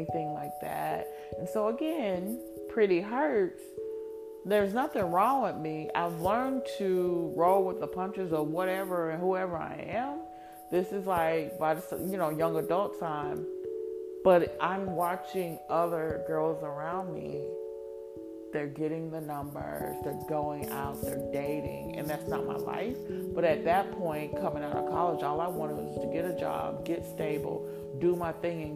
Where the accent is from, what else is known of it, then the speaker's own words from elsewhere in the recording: Columbus, United States; moved away as an adult; also born or lived in rural Georgia; I don't look like these local girls I grew up in Columbus